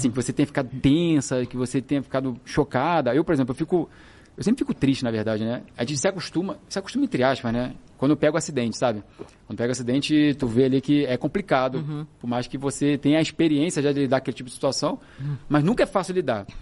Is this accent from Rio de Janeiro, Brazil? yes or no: yes; Rio de Janeiro, Brazil; eu sou do Rio de Janeiro